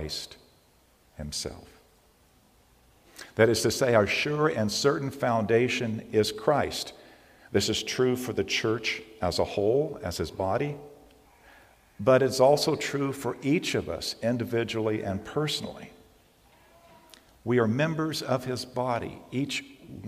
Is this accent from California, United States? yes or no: yes; California, United States; I'm a Californian and I have survived three major earthquakes